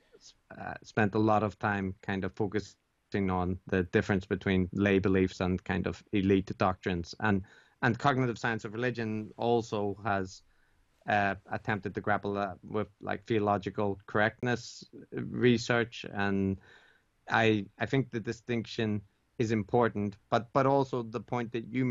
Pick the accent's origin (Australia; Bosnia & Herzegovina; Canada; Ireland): Ireland; moved away as an adult; now in Japan; I was raised Catholic in Ireland